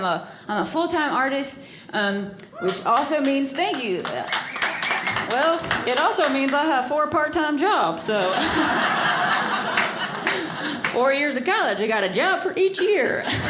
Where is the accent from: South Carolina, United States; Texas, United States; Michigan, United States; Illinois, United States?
South Carolina, United States; moved away as an adult; now in California, United States; I'm originally from South Carolina.